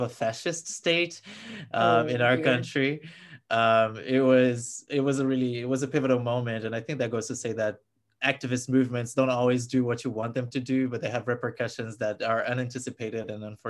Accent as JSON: {"language": "English", "town": "Brasília", "region": "Federal District", "country": "Brazil", "moved": "as an adult", "lives_now": "United States", "said": "I'm from Brasilia, which is Brazil's capital, so we were very much the focus of these protests"}